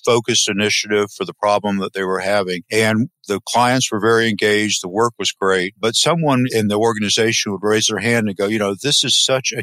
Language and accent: English; Crescent City, Florida, United States; I grew up in a small town in north central Florida called Crescent City, 6,000 people